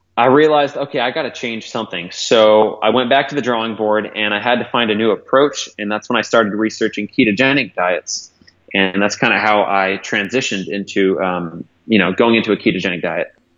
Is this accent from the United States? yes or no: yes; Modesto, California, United States; I grew up in Modesto, in Northern California.